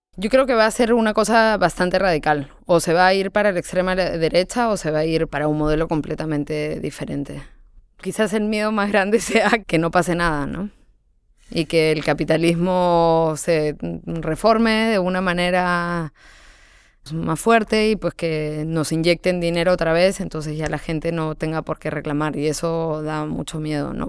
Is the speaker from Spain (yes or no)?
no; Peru; moved away; siendo peruana